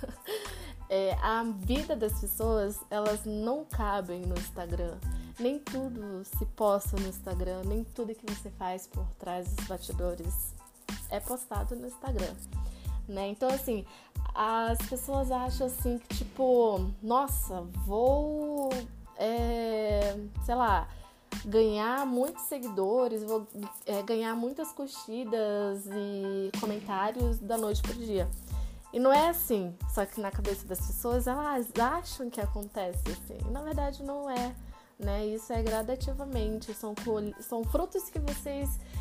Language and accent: Portuguese; Pará, Brazil; moved away as an adult; now in Curitiba, Brazil; eu sou paraense, né? Então, eu nasci e cresci no Pará e já faz 11 anos que moro aqui em Curitiba